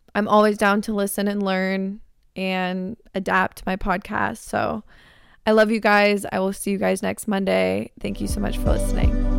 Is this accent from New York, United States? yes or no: no; Arizona, United States; moved away as an adult; now in California, United States; my hometown best friends are in Arizona